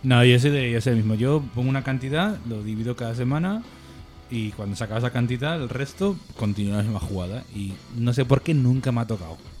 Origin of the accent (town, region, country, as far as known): Barbastro, Aragon, Spain; born or raised there